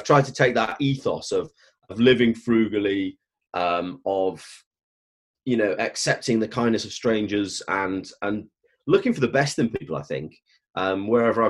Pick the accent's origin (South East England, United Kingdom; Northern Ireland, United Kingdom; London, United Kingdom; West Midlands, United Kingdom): West Midlands, United Kingdom; Stoke-on-Trent; moved away as an adult; I grew up in Stoke-on-Trent in the early 80s